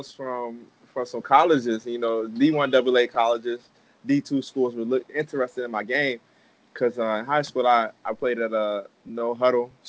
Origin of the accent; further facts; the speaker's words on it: Odenton, Maryland, United States; also born or lived in Germany; my parents are military, so I was born in Germany. But uh, like I said, military family kind of bounced around a lot. So then I came to Maryland, and I grew up in Maryland.